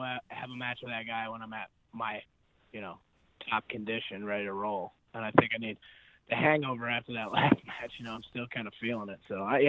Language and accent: English; United States; I'm really proud that I'm going to be an American